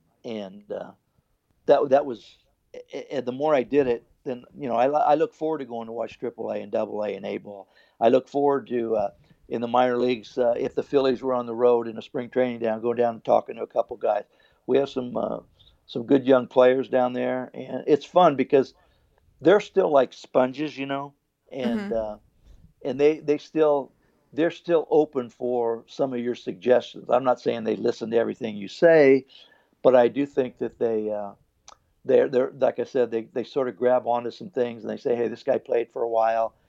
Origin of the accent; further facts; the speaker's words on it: California, United States; now in Philadelphia, United States; I was born in California, but ever since 1970, I've been here. This has been my home.